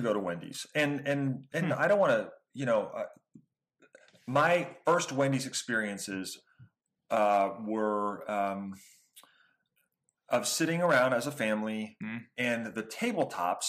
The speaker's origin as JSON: {"language": "English", "area": "outside of Pittsburgh", "region": "Pennsylvania", "country": "United States", "tie": "born or raised there", "said": "growing up outside of Pittsburgh"}